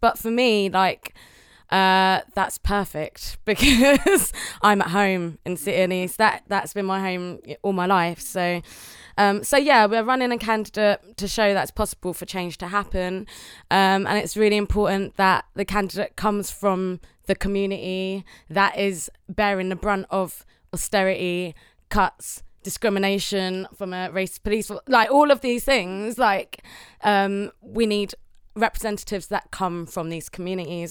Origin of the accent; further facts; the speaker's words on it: London, United Kingdom; I've always lived in Newham. I was born in Homerton Hospital